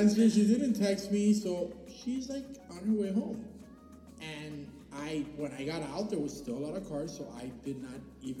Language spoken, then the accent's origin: English; Miami, Florida, United States; I was born there in the hospital.